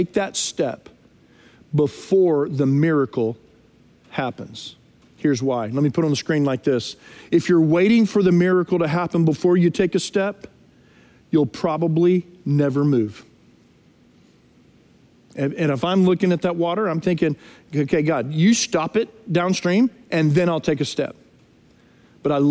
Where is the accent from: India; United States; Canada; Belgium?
United States; Texas; moved away as an adult; also born or lived in Nashville, Tennessee; now in Frisco, United States; We're from Texas originally, but we came from Nashville, Tennessee